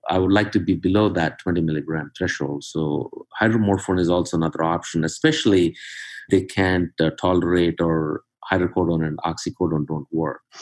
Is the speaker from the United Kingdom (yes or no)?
no; India; moved away as an adult; now in Cincinnati, United States; I'm originally from uh, India. Went to medical school there, came to US in uh, 1992